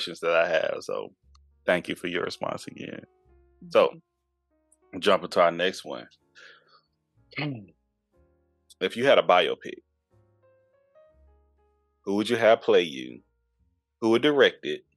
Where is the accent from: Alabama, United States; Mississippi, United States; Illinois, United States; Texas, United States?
Texas, United States; Houston; I'm from Houston